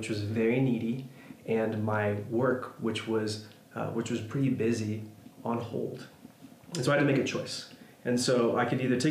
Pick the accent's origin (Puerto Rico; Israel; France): Puerto Rico; Mayagüez; moved away; I made the trek across the island to my hometown in Mayagüez